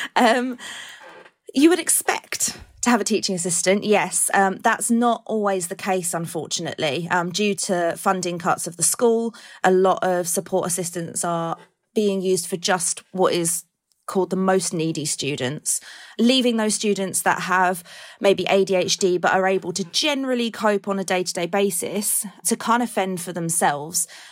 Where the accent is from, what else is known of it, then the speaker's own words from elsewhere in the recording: Colchester, East of England, United Kingdom; I'm from Colchester